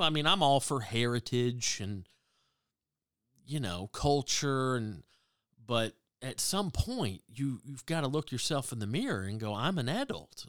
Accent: the South, United States; growing up in the South

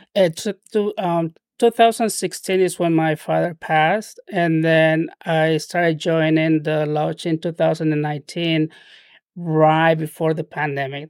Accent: Trujillo, La Libertad, Peru; first language Spanish; English is a second language; moved away as an adult; now in United States; I spent my childhood and adolescence down in Peru

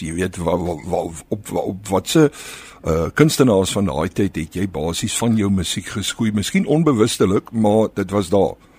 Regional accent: Malmesbury, Western Cape, South Africa; ek het op Mamesbury groot geword.

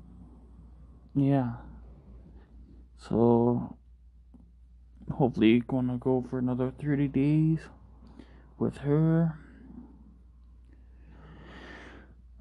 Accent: Minnesota, United States; I'm from Minnesota

